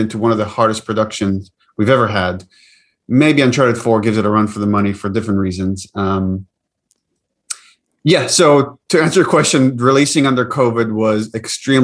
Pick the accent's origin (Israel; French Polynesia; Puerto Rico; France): Israel; moved away; I grew up in the West Bank, in the Middle East, in Israel, and obviously that I grew up in a culture that very much constantly is in a conversation about the cycle of violence.